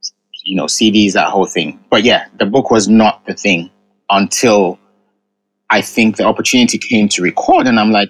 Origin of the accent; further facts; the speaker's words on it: England, United Kingdom; first language Ga; also born or lived in Ghana; I was born in England, but my parents raised me speaking Ga.